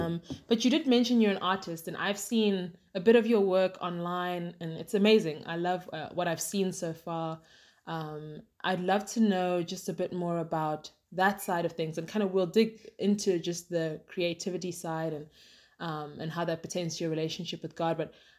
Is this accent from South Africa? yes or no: yes; South Africa; both my parents moved here, I want to say like 32 years ago, 33 years ago, but I was born and raised here in South Africa, but family's from Zim through and through.